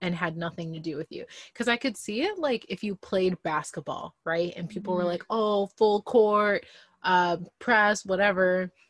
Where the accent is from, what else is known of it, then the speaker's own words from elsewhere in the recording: Midwest, United States; me being from the Midwest